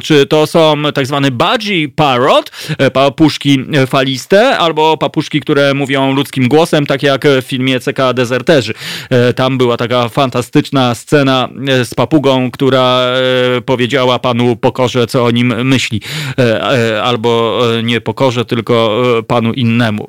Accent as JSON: {"language": "Polish", "region": "central Poland", "country": "Poland", "tie": "born or raised there", "also_born_or_lived": "Masovia", "said": "urodziłem się w centralnej Polsce"}